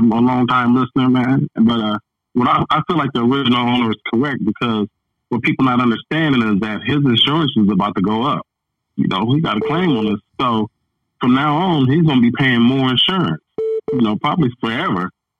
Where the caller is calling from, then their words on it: Dallas, Texas, United States; I'm calling from Dallas, Texas.